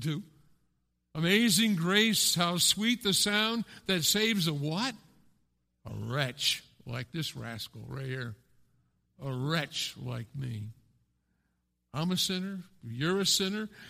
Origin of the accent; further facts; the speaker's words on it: Pennsylvania, United States; now in Westerlo, United States; I grew up in Pennsylvania